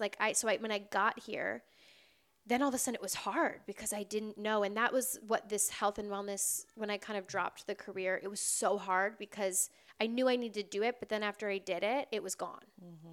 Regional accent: Wisconsin, United States; also born or lived in Door County, Wisconsin; now in Los Angeles, United States; I grew up in Wisconsin.

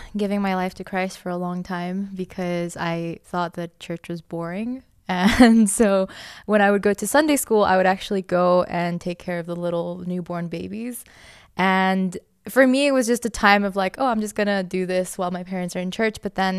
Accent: Costa Rica; Then we moved back to my home country of Costa Rica, and they became pastors there.

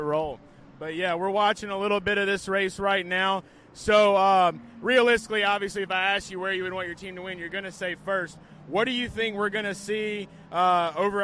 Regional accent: New Orleans, Louisiana, United States; I'm from the New Orleans area

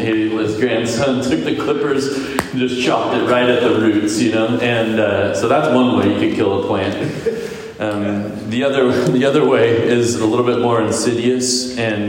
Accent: Visalia, California, United States; also born or lived in Sacramento, California; I moved home back to Visalia. So we're from Visalia.

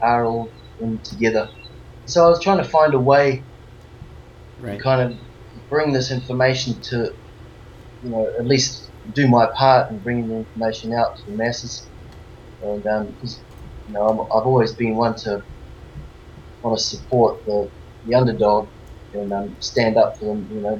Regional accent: New Zealand; now in Australia; I'm born and raised in New Zealand

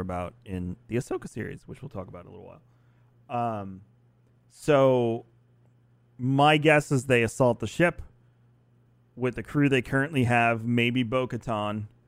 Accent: New York, United States; I'm from New York

